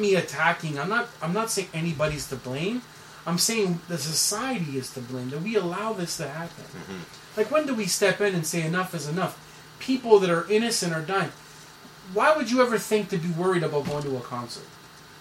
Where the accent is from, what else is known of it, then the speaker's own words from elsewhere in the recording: Canada; I'm a Canadian citizen